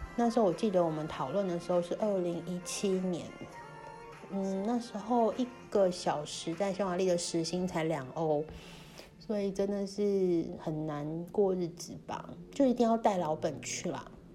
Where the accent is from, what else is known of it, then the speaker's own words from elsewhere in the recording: Kaohsiung, Taiwan; moved away as an adult; 高雄我的家乡是一个台湾偏二点五最严重的地方，所以我就算后来搬回高雄